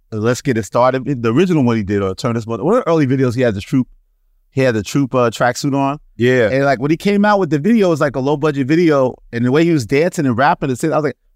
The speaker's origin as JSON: {"language": "English", "town": "New York City", "region": "New York", "country": "United States", "tie": "born or raised there", "said": "growing, growing up in Queens"}